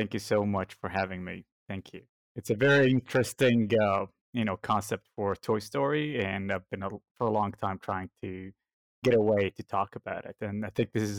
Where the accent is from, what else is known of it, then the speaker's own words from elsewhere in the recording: United States; but I grew up in the States, so I grew up on the good old He-Man, Thundercats, Justice League, and Transformers, so I know the American way.